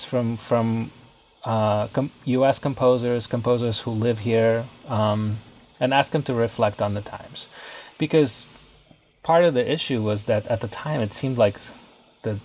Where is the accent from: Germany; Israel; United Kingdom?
Israel; moved away as an adult; also born or lived in Russia; now in Brooklyn, United States; my family moved to Israel when I was a kid. Then I came to the U.S. to go to school and have been living here ever since.